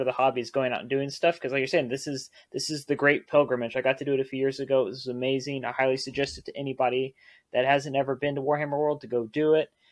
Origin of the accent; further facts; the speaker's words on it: Texas, United States; being from Texas